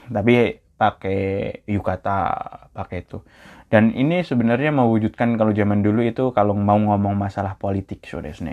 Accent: Java, Indonesia; orang Indonesia orang Jawa kayak saya kan orang Jawa

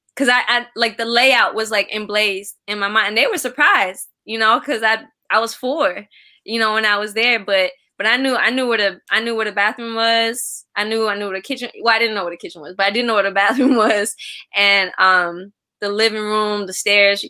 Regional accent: Kolkata, West Bengal, India; now in United States; i'm east bengali american so uh, i'm from well it's actually called west bengal um okay. so i was born in, in kolkata

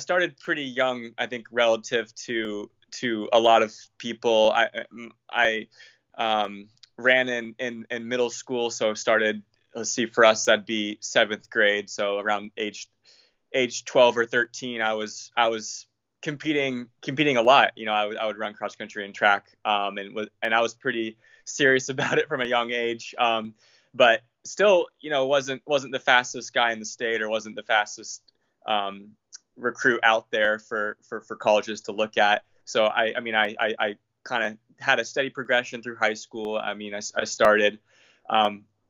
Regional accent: Versailles, Ohio, United States; moved away as an adult; now in Seattle, United States; I went back to my hometown in Ohio. I'm from a small town called Versailles, Ohio, population about 2,500

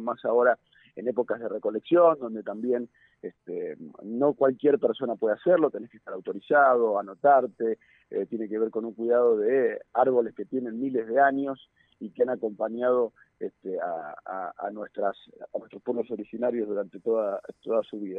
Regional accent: Neuquén, Argentina; quienes somos nacidos y criados en Neuquén

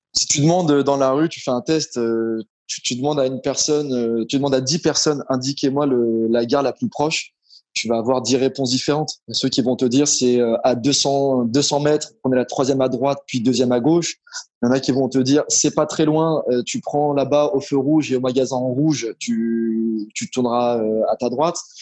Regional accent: Paris, Île-de-France, France; moved away as an adult; now in Morocco; j'ai grandi à Paris, en région parisienne

